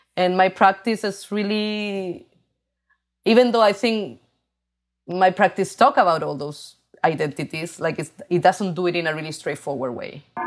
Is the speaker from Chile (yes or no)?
yes; Chile; English is a second language; moved away as an adult; now in New York, United States; I grew up in Chile